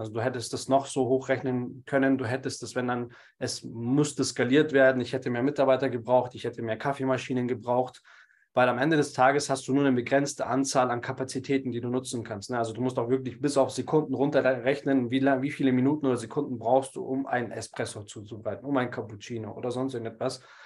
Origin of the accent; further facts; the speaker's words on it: Munich, Bavaria, Germany; bin gebürtiger Münchner und lebe jetzt mittlerweile auch wieder in München